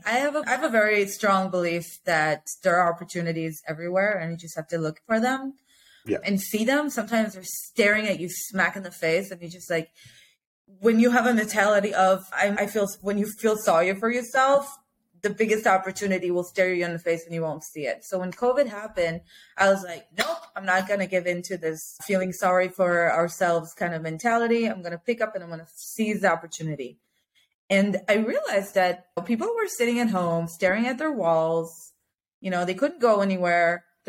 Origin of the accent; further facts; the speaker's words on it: Israel; I'm from Israel.